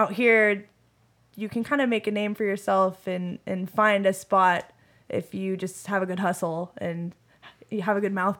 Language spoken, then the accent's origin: English; Sun Valley, Nevada, United States; It was at one point in the world record books. Sun Valley, Nevada is the biggest trailer park in Nevada.